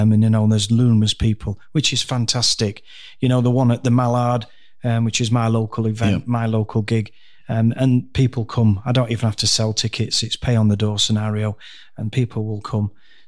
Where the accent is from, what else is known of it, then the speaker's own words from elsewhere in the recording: Dhekelia, Cyprus; born there; I went to Cyprus, where I was born. I was born in Decalia, BMH Decalia.